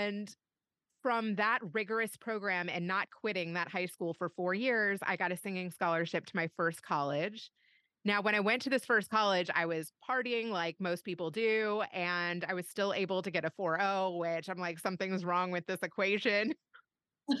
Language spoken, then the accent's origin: English; Louisville, Kentucky, United States; moved away as an adult; also born or lived in Bay Area / Los Angeles; was born and raised in Louisville, Kentucky, and did no moving around until college